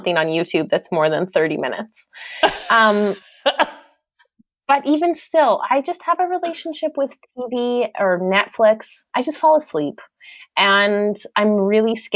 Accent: Canada; being a Canadian

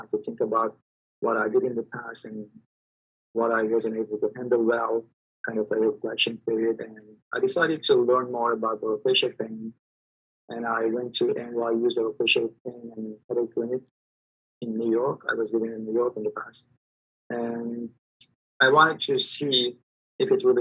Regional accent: Turkey; moved away as an adult; I'm from Turkey. Actually, I studied dentistry in Turkey, and I practiced general dentistry for 15 years

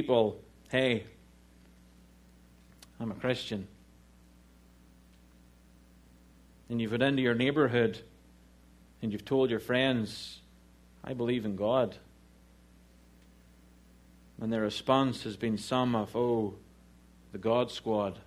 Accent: Ireland; moved away; I'm Irish

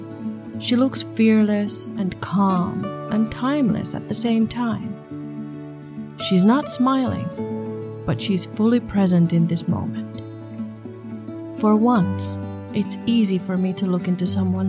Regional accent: Finland; English is a second language; I'm from Finland. English is not my mother tongue

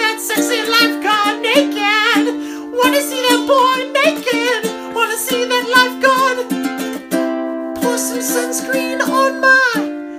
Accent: Alabama, United States; Yeah, like the thing is, like, we grew up in the Alabama shores.

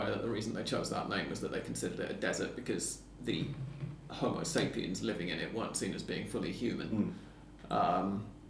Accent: England, United Kingdom; now in Argentina; Dan and I are aware that we are English

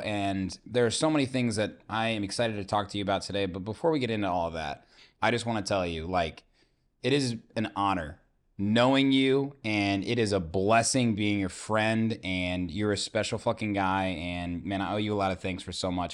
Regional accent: Zionsville, Indiana, United States; Indiana, man, you know, I'm from Zionsville

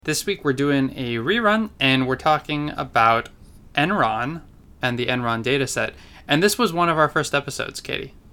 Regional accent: California, United States; I grew up in California

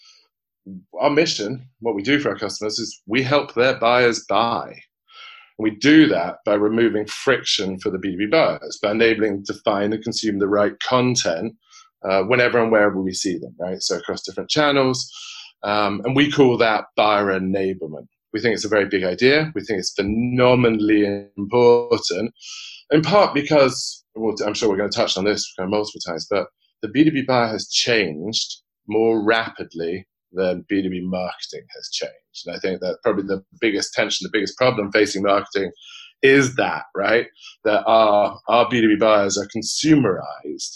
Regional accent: United Kingdom; accent: British; moved away; also born or lived in Oxford; I'm British. You probably have already picked up on that, so I've got a bit of a funny accent

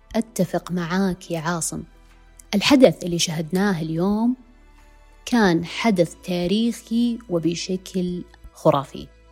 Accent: Saudi Arabia; عندنا في السعوديه

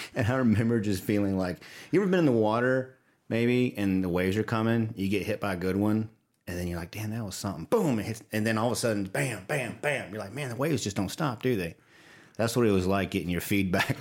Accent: the South, United States; accent: Southern; they can probably hear my Southern accent coming through

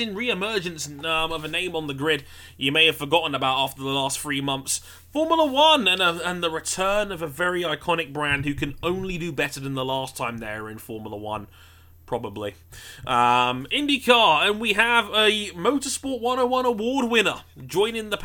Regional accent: United Kingdom; I'm British

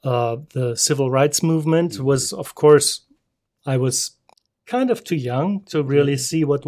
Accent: Germany; now in United States; I grew up in Germany.

